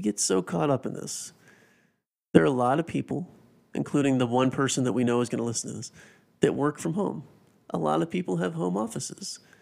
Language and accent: English; South Carolina, United States; growing up in the Carolinas, not really big N F L fans because being from South Carolina